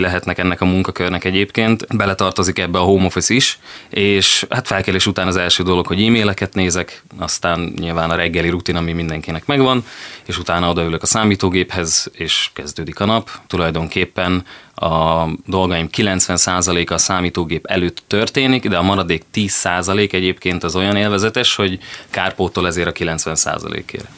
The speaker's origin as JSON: {"language": "Hungarian", "town": "Szeged", "region": "Csongrád-Csanád", "country": "Hungary", "tie": "born or raised there", "also_born_or_lived": "Pécs / Budapest", "said": "A hely, ahol fölnőttem, itt érzem magam otthon"}